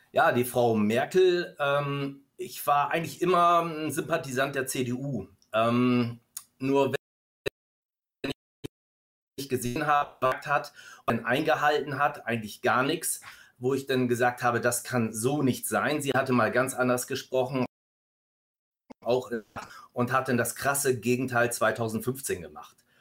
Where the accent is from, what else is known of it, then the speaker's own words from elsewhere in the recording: Stuttgart, Baden-Württemberg, Germany; hier bei uns in Stuttgart